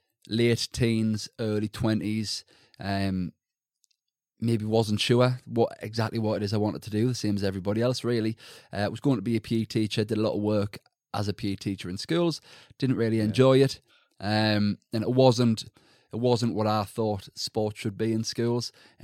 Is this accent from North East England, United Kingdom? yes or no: yes; Sunderland, North East England, United Kingdom; So, I am from Sunderland, so in the northeast, sort of very typical working class average background. Mm. Both my parents from Sunderland or surrounding areas.